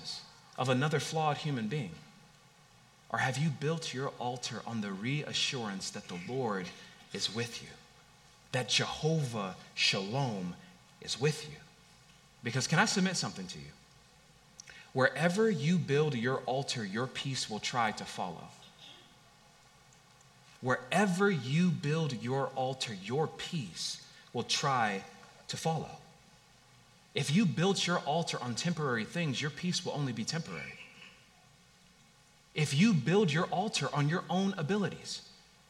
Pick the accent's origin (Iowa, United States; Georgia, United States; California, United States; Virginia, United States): California, United States; Long Beach; I grew up in Long Beach, California